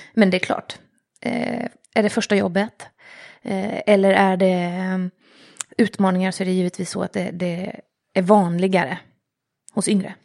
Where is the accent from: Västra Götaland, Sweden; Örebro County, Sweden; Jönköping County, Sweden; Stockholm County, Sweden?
Jönköping County, Sweden; Jönköping; also born or lived in Vännäs, Umeå; Jag har vuxit upp i Jönköping. Jönköping. Eller egentligen i Umeå och Jönköping.